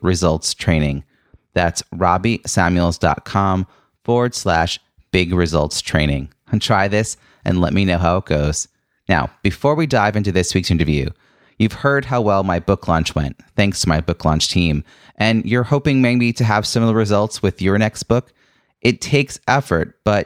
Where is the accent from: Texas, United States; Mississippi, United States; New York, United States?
New York, United States; Long Island; your home in Long Island, New York, which is also my hometown